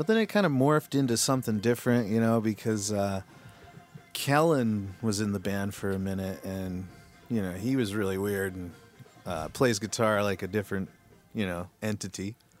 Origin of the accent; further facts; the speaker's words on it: West Valley City, Utah, United States; We're from Dubville, baby.